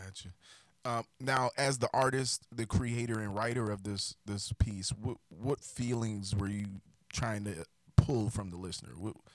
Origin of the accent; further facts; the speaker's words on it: South Carolina, United States; moved away as an adult; now in North Carolina, United States; I lived in South Carolina, navigated to North Carolina on the border of South Carolina for college, and loved North Carolina right across the border, so I stayed.